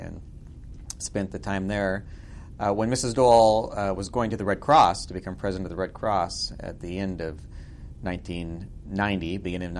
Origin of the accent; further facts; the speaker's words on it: Oregon, United States; moved away as an adult; now in Washington, D.C., United States; I grew up in Oregon. So I was not a Kansan